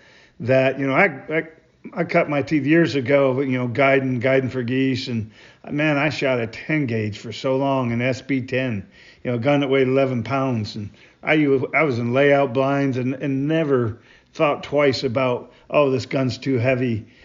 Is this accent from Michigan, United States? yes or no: yes; southern Michigan, United States; I grew up in Michigan